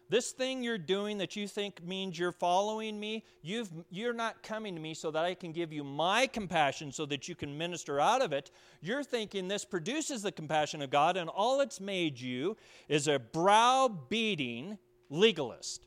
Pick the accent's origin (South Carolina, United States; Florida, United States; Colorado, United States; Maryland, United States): Colorado, United States; Pueblo; moved away; I was from Pueblo, Colorado.